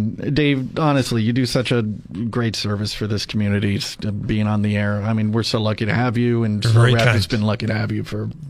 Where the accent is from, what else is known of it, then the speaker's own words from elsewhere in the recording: Arroyo Grande, California, United States; I grew up in Rio Grande